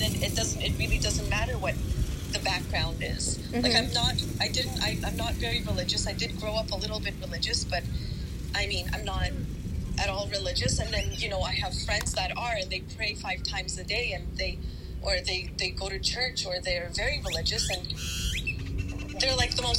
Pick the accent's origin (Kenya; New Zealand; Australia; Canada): Canada; also born or lived in Poland / Germany; I was born in Poland. I lived in Germany, and I learned, and I was in German and Ukrainian culture at the same time. Then in Canada with, like, you know, grew up with a lot of Filipinos at my mom's work.